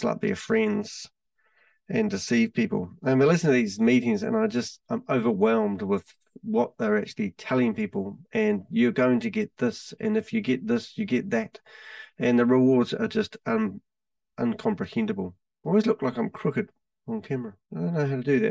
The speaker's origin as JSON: {"language": "English", "town": "Christchurch", "region": "Canterbury", "country": "New Zealand", "said": "I'm from Christchurch. We're based in New Zealand"}